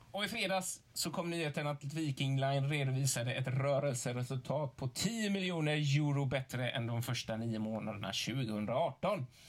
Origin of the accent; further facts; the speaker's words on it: Gothenburg, Västra Götaland, Sweden; som göteborgare